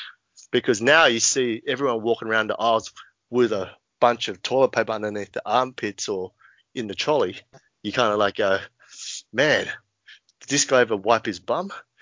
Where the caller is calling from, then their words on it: Sydney, New South Wales, Australia; I'm calling in from my humble home in Marrickville, Sydney, Australia.